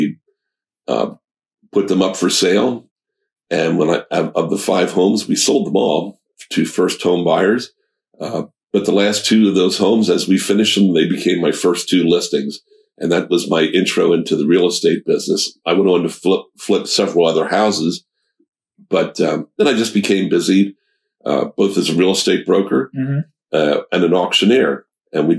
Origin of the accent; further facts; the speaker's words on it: Lebanon, Pennsylvania, United States; I was born and raised in Lebanon, okay. So I'm a lifelong resident